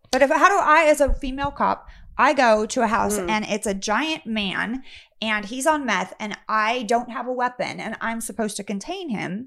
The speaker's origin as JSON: {"language": "English", "town": "Sacramento", "region": "California", "country": "United States", "tie": "born or raised there", "said": "I grew up in Sacramento."}